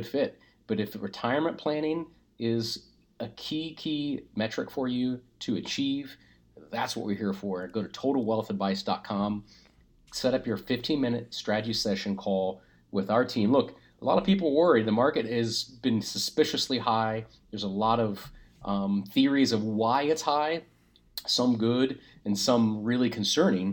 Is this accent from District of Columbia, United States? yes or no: no; Springfield, Ohio, United States; I grew up in Springfield